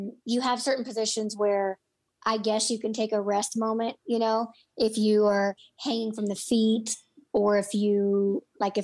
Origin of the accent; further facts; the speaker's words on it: Illinois, United States; moved away as an adult; also born or lived in Orlando, Florida / Los Angeles, California; I grew up in Illinois, so I was 15 hours away from home